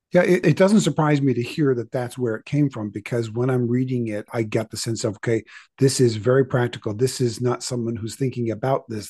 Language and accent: English; Canada; I was born in Canada